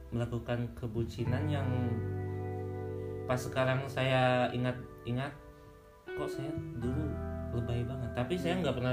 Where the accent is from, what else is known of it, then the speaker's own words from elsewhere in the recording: West Java, Indonesia; Jawa Barat. Oh, Jawa Barat. Aku, juga Jawa Barat sih.